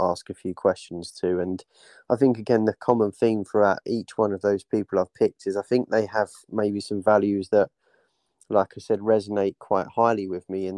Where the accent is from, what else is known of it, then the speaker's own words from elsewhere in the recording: Dagenham, London, United Kingdom; I was born in Dagenham myself, grew up around sort of that region